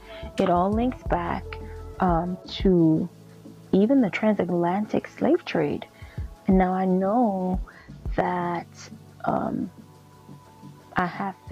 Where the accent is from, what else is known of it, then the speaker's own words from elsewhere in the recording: Liberia; born there; So by birth, I was born in West Africa, Liberia. That's on my father's side. And on my mother's side, I'm Nigerian.